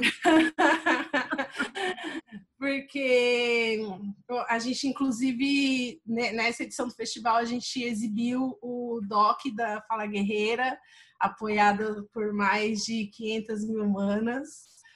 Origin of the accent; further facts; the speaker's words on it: São Paulo, Brazil; moved away as an adult; eu sou do Parque do Lago, né? Eu, eu tinha acabado de voltar de um, um tempo que eu morei fora, assim, e estava revendo todas as minhas práticas, meus pensamentos, é, meio voltando para o lugar onde eu cresci